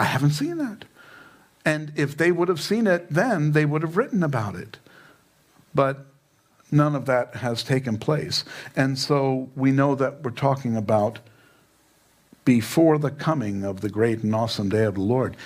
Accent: New York, United States; now in Fountain Hills, United States; I'm from New York, didn't see too many weather balloons in Queens

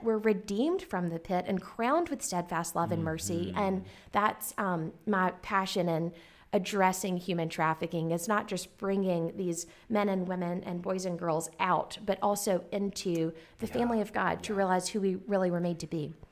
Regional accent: Garysburg, North Carolina, United States; moved away as an adult; also born or lived in Kentucky; I grew up on a farm in Garysburg, North Carolina, that's um, like a town of less than a thousand

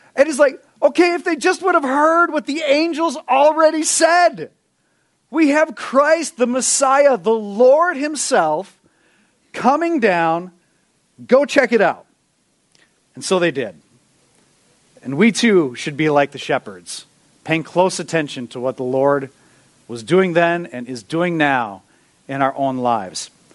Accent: Minnesota, United States; we're from Minnesota. You know, we are naturally peacekeepers.

